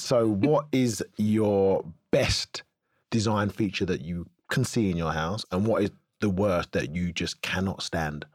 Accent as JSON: {"language": "English", "town": "Cheshunt", "region": "East of England", "country": "United Kingdom", "tie": "born or raised there", "also_born_or_lived": "North London / Tottenham", "said": "We was born in North London and Tottenham, moved to Cheshunt when I was six."}